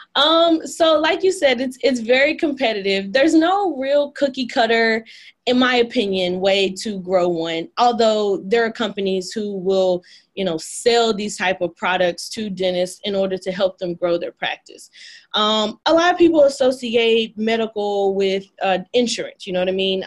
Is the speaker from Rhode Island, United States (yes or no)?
no; Dallas, Texas, United States; I was born in Dallas at Parkland, like many of my other Dallas friends, oh. and I grew up in Highland Hills, which is a a little a, like a eastern part of Oak Cliff